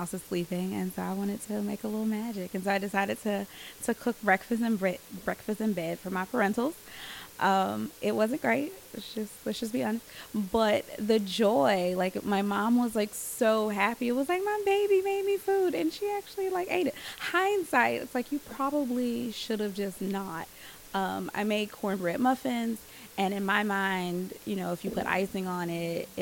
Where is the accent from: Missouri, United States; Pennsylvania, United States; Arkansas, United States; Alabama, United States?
Alabama, United States; Birmingham; I was born and raised here in Birmingham